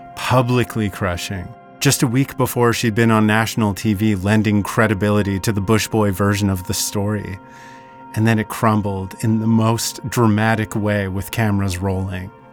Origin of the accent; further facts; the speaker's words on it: Vernon, British Columbia, Canada; Growing up in Vernon, it's a tough place to feel proud of being from sometimes